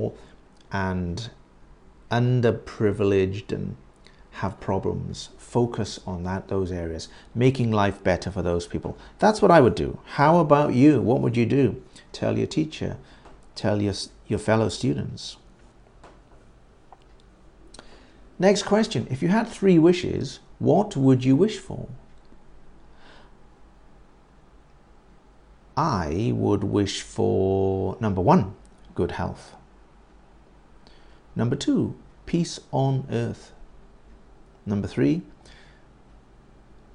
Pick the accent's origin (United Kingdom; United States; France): United Kingdom; I'm not American. I am British.